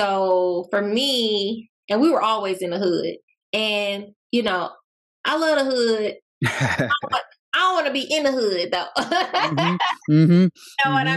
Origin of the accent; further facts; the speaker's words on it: Milwaukee, Wisconsin, United States; now in Atlanta, United States; I currently live in Atlanta, born and raised in Milwaukee, Wisconsin